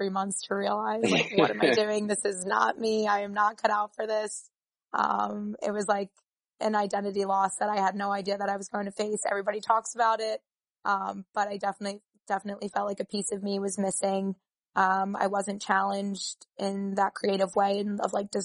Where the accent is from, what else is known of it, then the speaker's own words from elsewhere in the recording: New York City, New York, United States; the College of Staten Island, which is my hometown